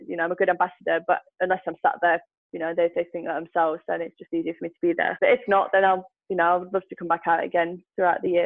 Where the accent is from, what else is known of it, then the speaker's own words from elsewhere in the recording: United Kingdom; I'm a girl from Britain